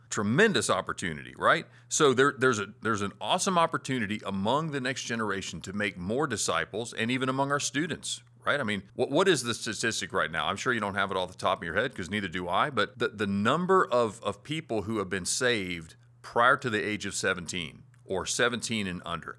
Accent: Florida, United States; moved away; back in my hometown in Florida

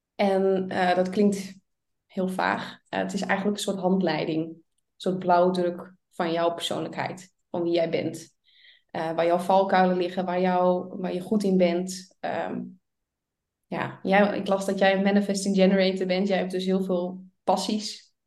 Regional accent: Friesland, Netherlands; Ik kom dus uit Friesland, vlak boven

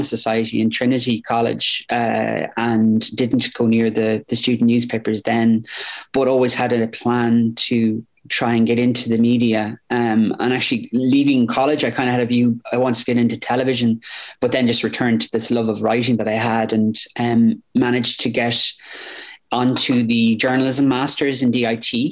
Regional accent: Limerick, Munster, Ireland; moved away as an adult; also born or lived in Washington, District of Columbia, United States; I grew up in Limerick

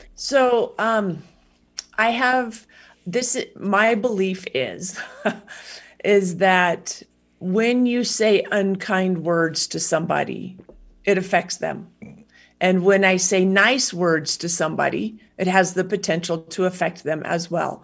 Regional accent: United States; as an American citizen

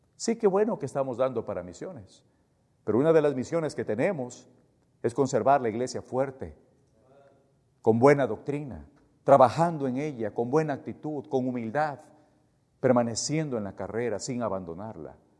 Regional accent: Ecuador; yo soy ecuatoriano

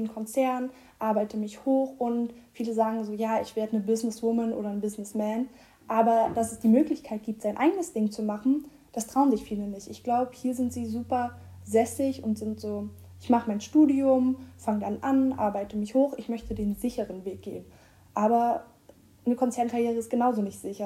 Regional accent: Rostock, Mecklenburg-Vorpommern, Germany; now in Hamburg, Germany; ich komme ja aus Rostock

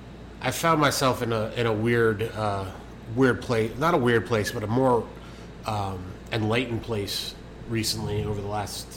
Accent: Lake Worth, Florida, United States; I grew up in Lake Worth.

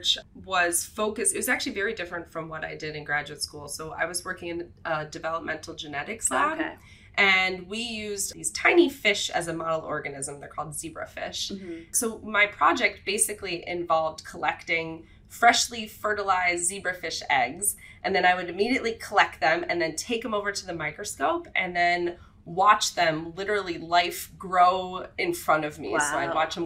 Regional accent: Wisconsin, United States; I grew up in Wisconsin

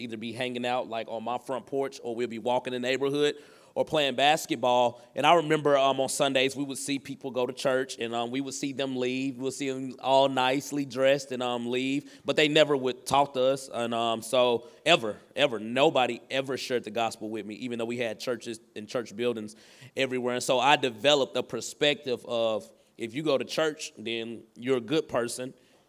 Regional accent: the South, United States; And so I think like the area I grew up in is in the South. And so we're in the Bible Belt.

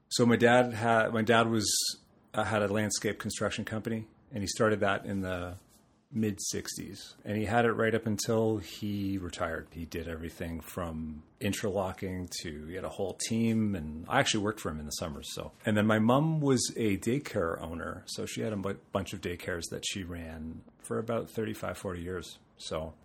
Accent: Toronto, Ontario, Canada; also born or lived in London, Ontario; I'm from Toronto. I'm a Toronto boy. uh, born and raised.

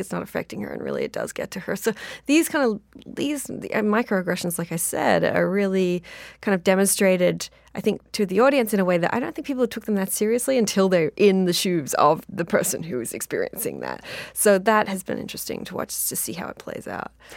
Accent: Australia; I'm Australian

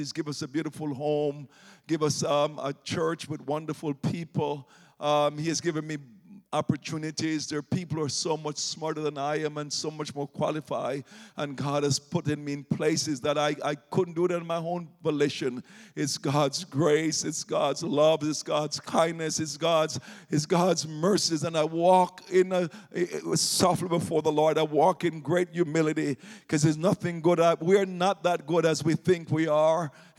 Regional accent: Jamaica; moved away; When I came here from Jamaica in the 1980s.

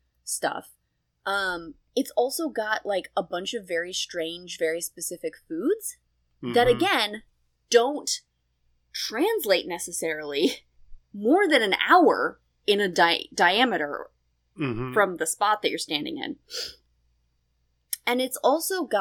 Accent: Harrisburg, Pennsylvania, United States; moved away; also born or lived in Fairfax; I was born in Harrisburg, in Harrisburg Hospital

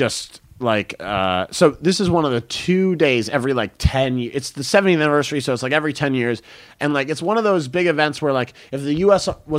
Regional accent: United States; I'm an American.

